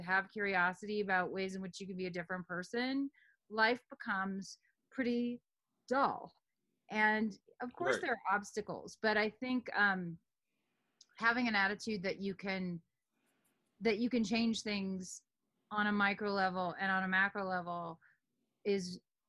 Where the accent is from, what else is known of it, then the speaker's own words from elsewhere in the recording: New York City, New York, United States; born there; I mean, I'm a woman, I was born in New York City in that year, et cetera.